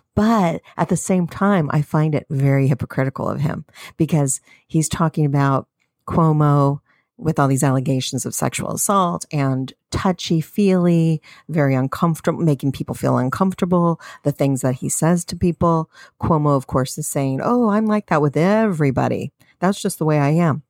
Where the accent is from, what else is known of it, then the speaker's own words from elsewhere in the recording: United States; We're American citizens.